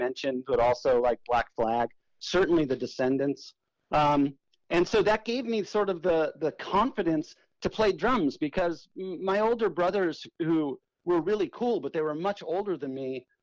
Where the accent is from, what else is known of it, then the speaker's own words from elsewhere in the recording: South Bay, Southern California, United States; I grew up in Southern California in an area called the South Bay, which is, you know, Redondo Beach, Manhattan Beach, Hermosa Beach, in that area